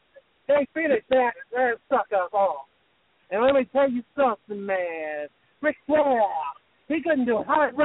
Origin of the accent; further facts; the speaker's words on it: the South, United States; Listen, buddy, I'm from the South.